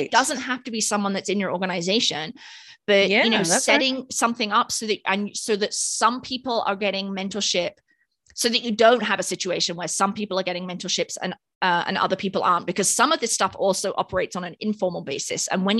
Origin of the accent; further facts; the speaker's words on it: United Kingdom; accent: British; Well, maybe I did the nah in my British accent.